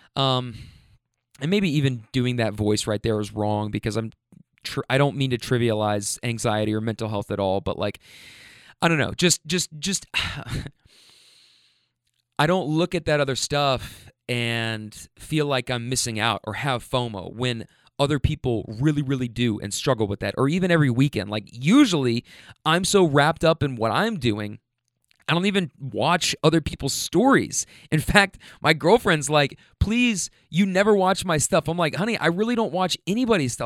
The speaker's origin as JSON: {"language": "English", "region": "Kentucky", "country": "United States", "also_born_or_lived": "Bay Area, California", "said": "you guys know I'm from Kentucky"}